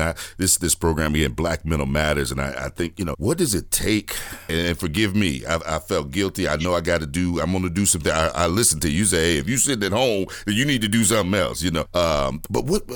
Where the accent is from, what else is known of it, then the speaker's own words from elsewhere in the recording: Gary, Indiana, United States; I'm from Gary, Indiana. Mayor Richard Gordon Hatcher was my mayor as a kid.